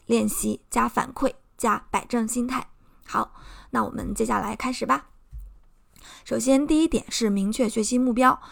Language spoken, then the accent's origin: Chinese; Shandong, China; accent: Shandong accent; 我会担心我有口音，啊，我的山东口音，我的中国口音